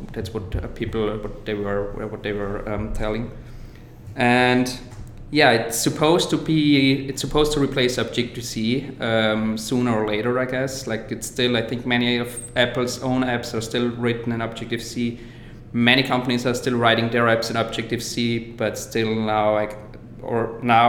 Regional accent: Austria; moved away as an adult; now in San Francisco, United States; I am actually from Austria. I just moved over here to San Francisco about a year ago.

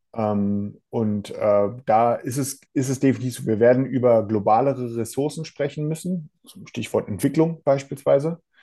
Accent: Germany; Bei uns in Deutschland

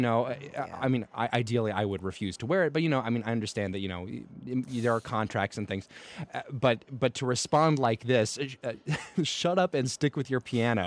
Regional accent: the South, United States; as a Southerner who grew up and got into opera myself

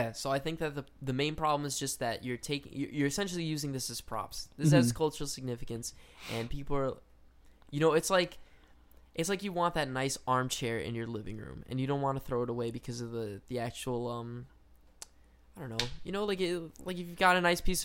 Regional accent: Cuba; I'm Cuban.

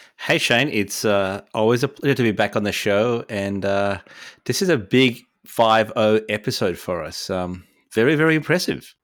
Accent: Poland; moved away; Poland, uh, my home country

